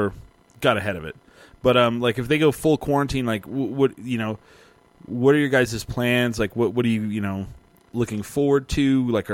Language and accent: English; Clovis, New Mexico, United States; now in Albuquerque, United States; I grew up in Clovis